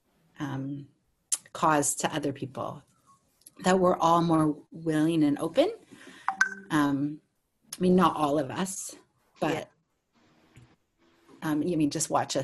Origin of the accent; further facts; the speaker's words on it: United States; now in Australia; as a American and Australian